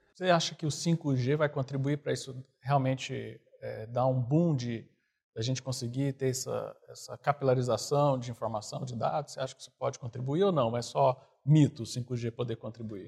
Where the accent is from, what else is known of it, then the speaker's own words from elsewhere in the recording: Goiânia, Goiás, Brazil; eu sou de Goiânia